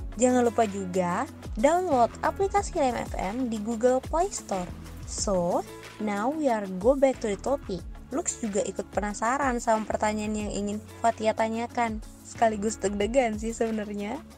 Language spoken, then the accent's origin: Indonesian; Pasangkayu, West Sulawesi, Indonesia; di daerahku sendiri nih, tepatnya di Pasangkayu, Sulawesi Barat